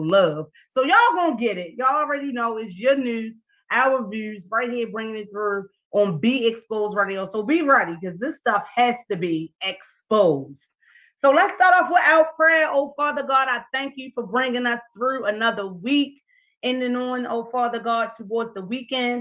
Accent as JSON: {"language": "English", "town": "Baltimore", "region": "Maryland", "country": "United States", "tie": "born or raised there", "said": "Baltimore City because it's my hometown, born and raised, and I'm still here"}